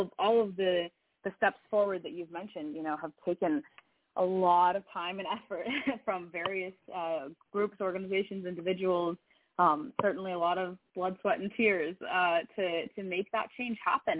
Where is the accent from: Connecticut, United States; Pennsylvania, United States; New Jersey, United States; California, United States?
California, United States; Sacramento; moved away as an adult; now in Oregon, United States; I grew up in Sacramento, um, which is a, a much more diverse place than, uh, than Oregon